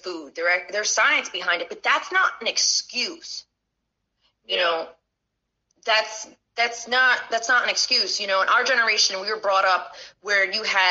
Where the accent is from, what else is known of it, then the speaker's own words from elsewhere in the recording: United States; I'm American. I still was born and raised in this country.